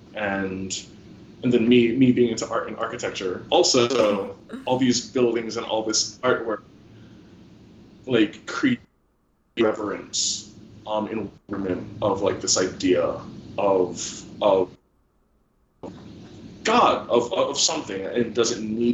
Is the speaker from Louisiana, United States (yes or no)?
no; New Jersey, United States; where I grew up in New Jersey